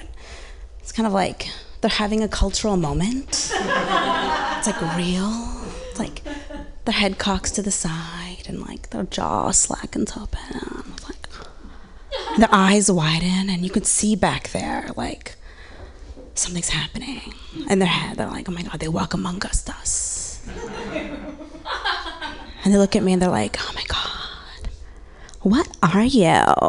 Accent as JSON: {"language": "English", "area": "Orange County", "region": "Southern California", "country": "United States", "tie": "born or raised there", "said": "I grew up in Orange County, Southern California, mixed girl"}